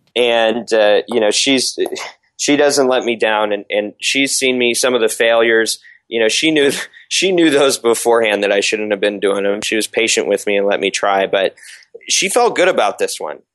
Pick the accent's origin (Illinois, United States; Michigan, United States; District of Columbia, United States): Michigan, United States; now in Los Angeles, United States; I live in Southern California. I'm from Michigan originally. Um, Oxford Road is the street uh, I was born on.